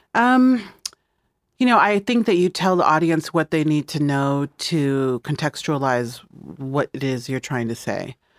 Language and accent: English; Midwest, United States; moved away; I'm from the Midwest, and so when I go back to the Midwest